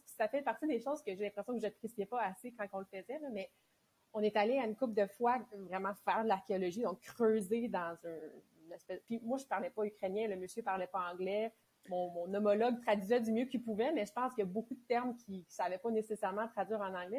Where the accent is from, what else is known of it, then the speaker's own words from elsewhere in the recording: Mont-Saint-Hilaire, Quebec, Canada; Mont-Saint-Hilaire. Fait que c'est en banlieue de, de Montréal. Moi, j'ai grandi là vraiment de, quand je suis née jusqu'à dix-huit ans